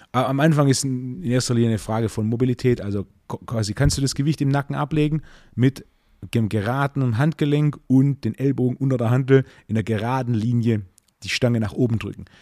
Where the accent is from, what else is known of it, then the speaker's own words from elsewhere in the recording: Swabia, Baden-Württemberg, Germany; ich bin, bin ja Schwabe